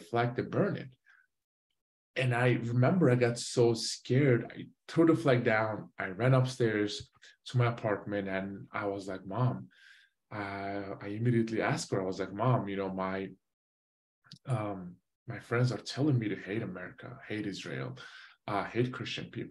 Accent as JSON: {"language": "English", "region": "Van", "country": "Turkey", "tie": "born or raised there", "also_born_or_lived": "Switzerland", "moved": "yes", "said": "I was born in Switzerland. I moved back to Turkey, you know, when I was 9 months. I grew up inside of Turkey, the city called Van, V-A-N"}